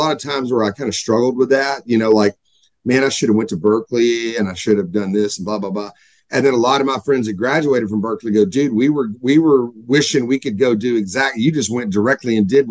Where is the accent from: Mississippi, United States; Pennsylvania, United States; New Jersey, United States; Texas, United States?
Texas, United States; Dallas; moved away as an adult; also born or lived in Shreveport, Louisiana / Los Angeles / New York; now in Nashville, United States; growing up in Texas, I was very fortunate